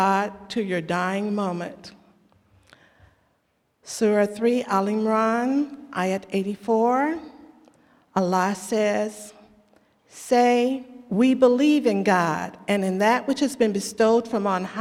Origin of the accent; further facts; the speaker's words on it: United States; also born or lived in Southern California; as a Muslim who is African American